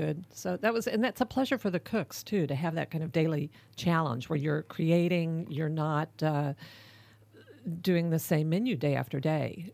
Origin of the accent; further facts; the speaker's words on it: Dallas, Texas, United States; moved away as an adult; also born or lived in California; I grew up in Dallas